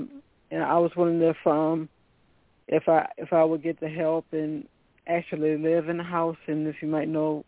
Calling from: Virginia, United States; Hello. Good evening. … I'm calling from Virginia.

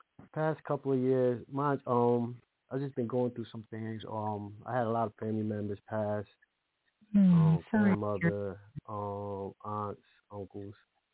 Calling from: New Jersey, United States; I'm calling from New Jersey.

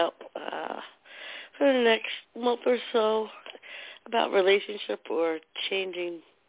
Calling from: New Jersey, United States; from New Jersey.

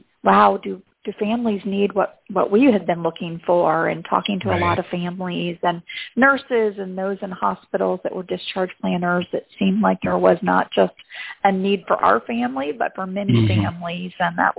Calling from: Chicago, Illinois, United States; Chicagoland area, where we are co-located in Chicago

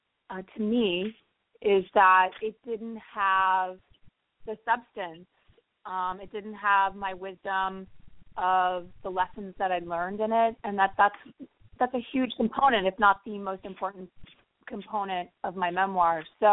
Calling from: Los Angeles, California, United States; I am in Los Angeles.

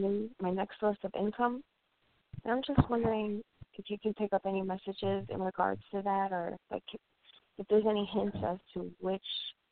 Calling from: Colorado, United States; I'm calling from Colorado.

